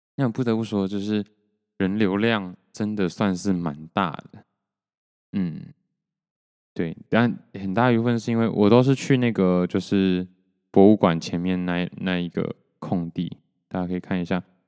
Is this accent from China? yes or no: no; Taiwan; 然后我就说台湾